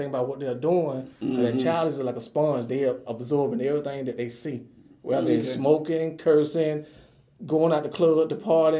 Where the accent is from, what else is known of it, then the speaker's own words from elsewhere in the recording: Elberton, Georgia, United States; My best memories is Elberton. Because when I was growing up, like I said, I am 50 years old.